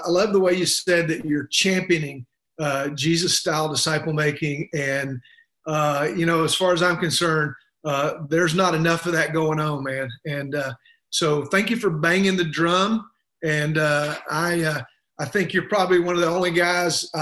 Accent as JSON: {"language": "English", "region": "the South", "country": "United States", "said": "I'm from the South, and you know, it's not hard to figure that out by listening to me"}